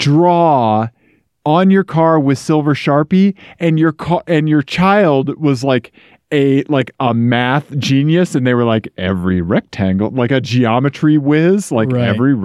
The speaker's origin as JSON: {"language": "English", "region": "Missouri", "country": "United States", "tie": "born or raised there", "said": "This is what happens in Missouri. Ian, this is my home state."}